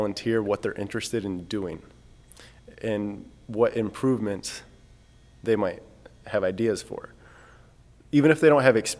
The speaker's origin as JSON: {"language": "English", "region": "Michigan", "country": "United States", "said": "I'm from Michigan."}